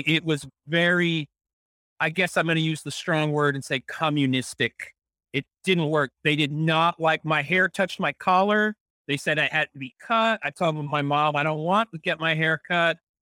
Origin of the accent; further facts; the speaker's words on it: San Antonio, Texas, United States; growing up in San Antonio, Texas